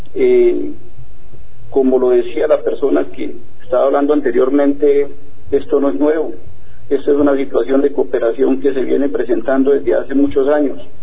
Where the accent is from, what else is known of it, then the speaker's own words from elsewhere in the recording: Colombia; nosotros como colombianos